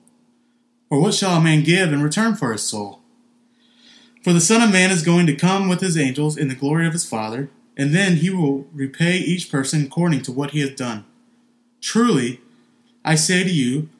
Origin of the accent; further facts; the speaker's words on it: Mississippi, United States; moved away; being from Mississippi.